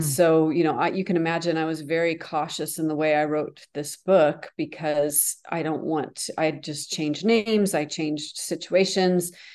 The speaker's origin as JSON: {"language": "English", "region": "the North", "country": "United States", "also_born_or_lived": "France", "moved": "yes", "lives_now": "the South, United States", "said": "I live in the South, so, but I'm from the North."}